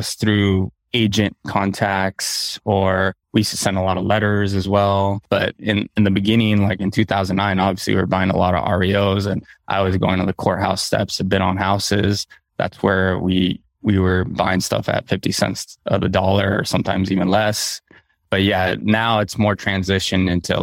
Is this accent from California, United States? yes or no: yes; Southern California, United States; I grew up in Southern California